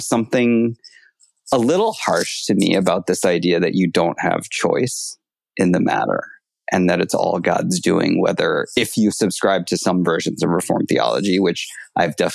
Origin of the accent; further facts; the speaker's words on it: Bay Area, California, United States; also born or lived in Miami, Florida; now in Michigan, United States; I grew up in California in the Bay Area